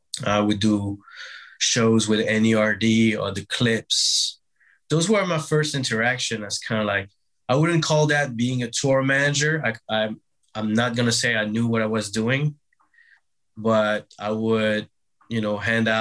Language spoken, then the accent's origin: English; Brittany, France; moved away as an adult; now in New York, United States; Grew up in France, grew up in Brittany.